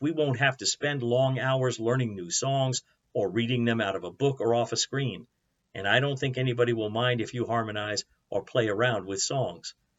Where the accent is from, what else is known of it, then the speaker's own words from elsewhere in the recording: United States; American Christians